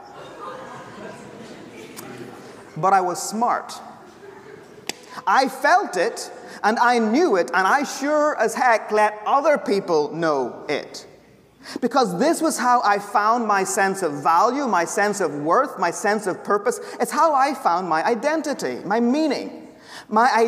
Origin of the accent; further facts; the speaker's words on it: Ireland; the Irish professor who speaks way too fast